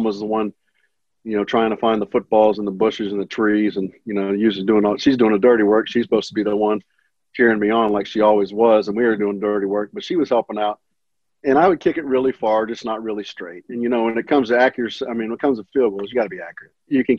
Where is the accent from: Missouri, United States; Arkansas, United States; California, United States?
Missouri, United States; Kansas City; born there; also born or lived in Olathe, Kansas / Pittsburg, Kansas / Moore, Oklahoma; Well, I was born in Kansas City, Missouri, lived in Olathe, Kansas, Pittsburgh, Kansas, Pittsburgh with no H, Kansas, and Moore, Oklahoma